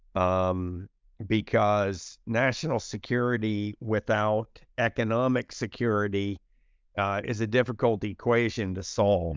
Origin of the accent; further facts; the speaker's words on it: United States; I had a fantastic childhood growing up in America in the sixties and the seventies